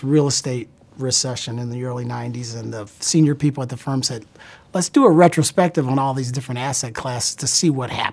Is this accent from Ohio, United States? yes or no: yes; Columbus, Ohio, United States; moved away; also born or lived in Chicago; I was born in Columbus, Ohio